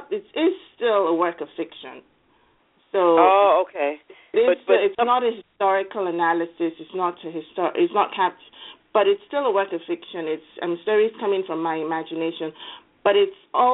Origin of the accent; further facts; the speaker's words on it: Lagos, Nigeria; now in United States; growing up in Lagos